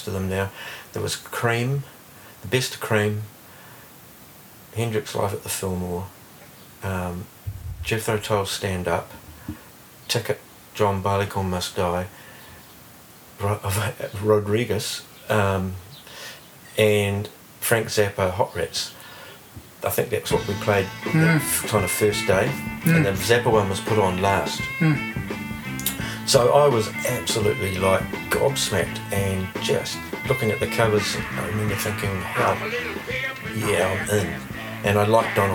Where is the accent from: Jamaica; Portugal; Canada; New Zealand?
New Zealand; Hawke's Bay; also born or lived in Canterbury, New Zealand; now in Wellington, New Zealand; I was born in Canterbury. Yeah. But yeah, I shifted to Hawke's Bay when I was 8